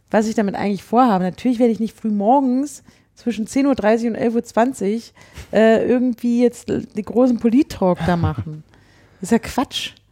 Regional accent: Berlin, Germany; die betrifft mich als Berliner eben noch mal mehr.

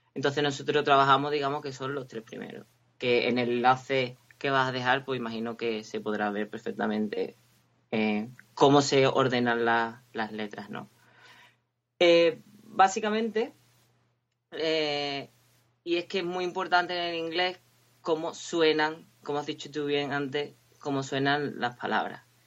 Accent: Cádiz, Andalusia, Spain; moved away as an adult; also born or lived in Huelva; now in Windsor, United Kingdom; soy de Cádiz y estudié en la Universidad de Huelva y hace como cinco años me vine a vivir a Inglaterra

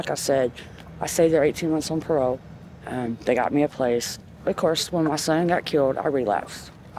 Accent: United States; I was raised here. I was raised in Wayne County.

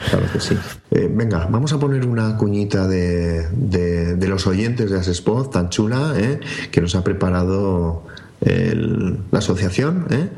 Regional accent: northern Spain, Spain; los del norte

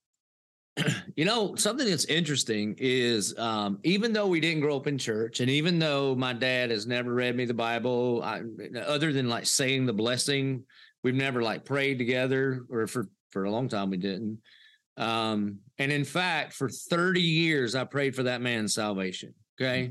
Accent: Dillon, South Carolina, United States; I did grow up in the South, a little place called Dillon, South Carolina

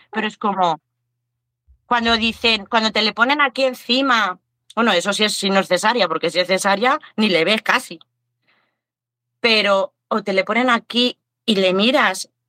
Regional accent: Aranda de Duero, Castile and León, Spain; No, no, no, nosotros somos de aquí, de España, somos de ahí, de un pueblo de Burgos, de Aranda de Duero.

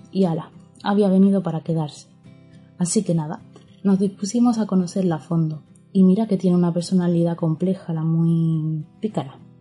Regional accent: Córdoba, Andalusia, Spain; accent: Cordoban; Como habréis descubierto por mi acento, somos una familia cordobesa

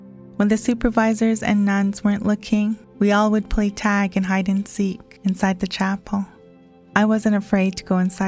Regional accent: Kainai First Nation, Alberta, Canada; I am from Ghana, First Nation, Alberta. I am a residential school survivor

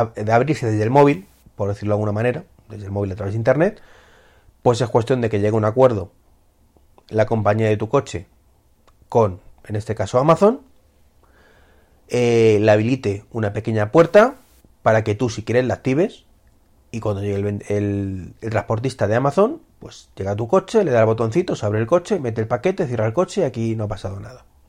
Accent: Spain; como somos los españoles, que no nos fiamos ni de nuestra sombra

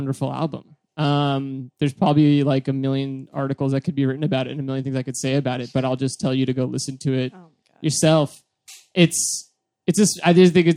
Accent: Massachusetts, United States; I'm from Massachusetts

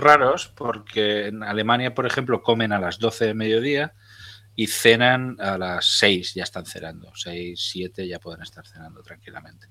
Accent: Zaragoza, Aragon, Spain

